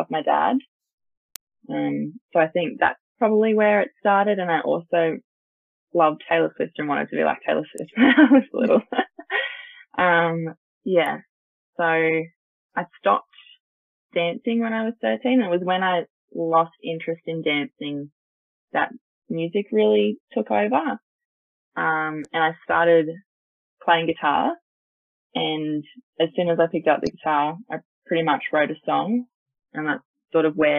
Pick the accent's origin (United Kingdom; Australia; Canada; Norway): Australia; Port Macquarie, New South Wales; now in Newcastle, Australia; I'm 21. I grew up in Port Macquarie